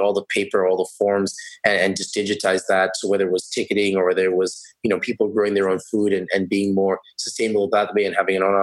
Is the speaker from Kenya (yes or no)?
yes; Kenya; moved away as an adult; now in Canada; I'm actually from Kenya. So I'm a Canadian permanent resident now, soon to be a citizen